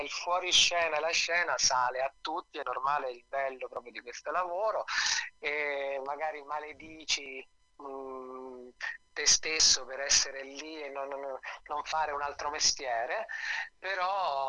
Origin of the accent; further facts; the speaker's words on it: Nepi, Lazio, Italy; now in Rome, Italy; io abitavo sono originario di Nepi, che è questo piccolo paese della Tuscia viterbese